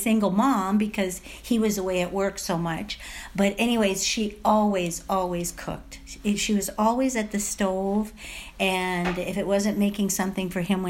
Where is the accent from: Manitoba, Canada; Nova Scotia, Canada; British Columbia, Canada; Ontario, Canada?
Ontario, Canada; Ottawa; I grew up in Ottawa, and very, very simple family.